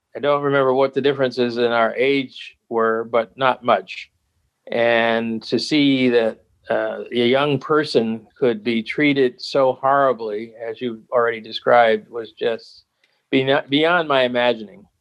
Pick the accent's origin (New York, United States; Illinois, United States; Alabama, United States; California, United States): Alabama, United States; Tuskegee; I was born in Tuskegee, Alabama, on the campus of Tuskegee Institute, which is now Tuskegee University in 1947.